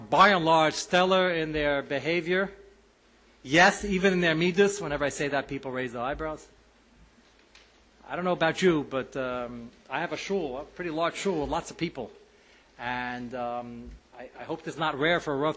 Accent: United States; we, as American Haredim

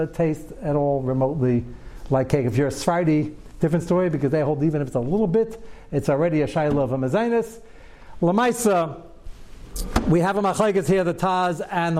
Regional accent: United States; I was born in America also

